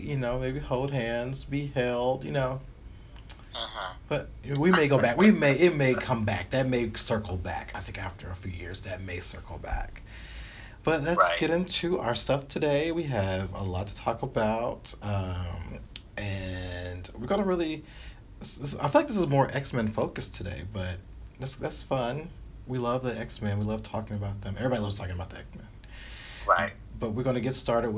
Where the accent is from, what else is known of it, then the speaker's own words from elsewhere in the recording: the South, United States; moved away; I'm coming from the South